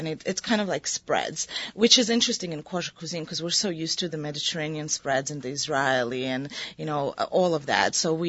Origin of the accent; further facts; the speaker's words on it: Moscow, Russia; But whenever I try to apply myself directly to being Georgian or to being Russian, I grew up in Moscow, or to being American, I don't fit.